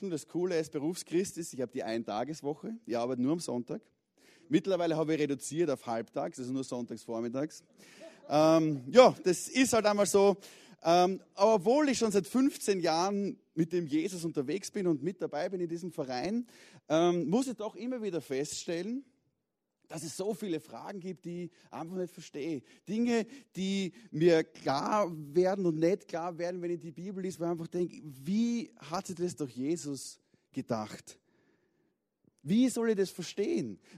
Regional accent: Vienna, Austria; Das passiert als Wiener auf der Südostangenten im Stau doch relativ häufig.

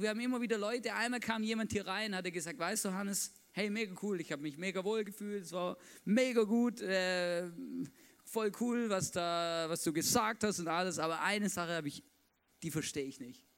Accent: Swabia, Baden-Württemberg, Germany; Ich bin Schwabe, da bin ich aufgewachsen

